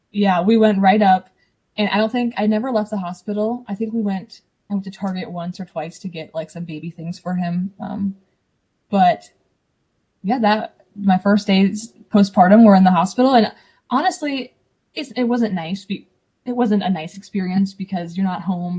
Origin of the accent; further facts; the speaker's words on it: Ohio, United States; I'm from Ohio. I don't think I said that before. A small town in Ohio, um, Amish country.